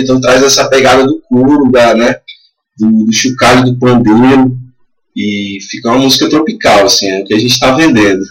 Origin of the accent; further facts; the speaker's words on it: Brasília, Federal District, Brazil; a gente é de Brasília